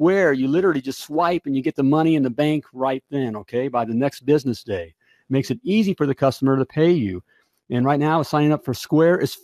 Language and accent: English; United States; I'm an American